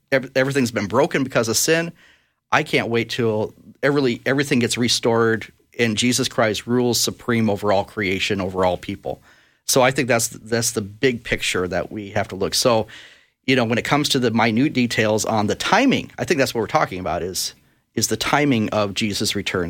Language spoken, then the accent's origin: English; Brainerd, Minnesota, United States; I was born in Brainerd, Minnesota, and, uh, lived there actually most of my years, went to high school there